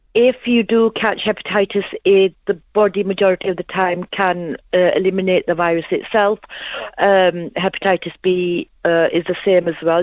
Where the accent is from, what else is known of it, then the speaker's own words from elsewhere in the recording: Huddersfield, Yorkshire and the Humber, United Kingdom; I'm from Huddersfield.